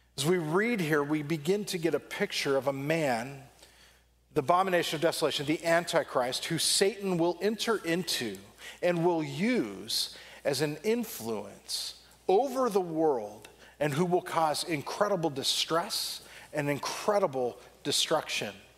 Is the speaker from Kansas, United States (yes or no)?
no; Southern California, United States; growing up in Southern California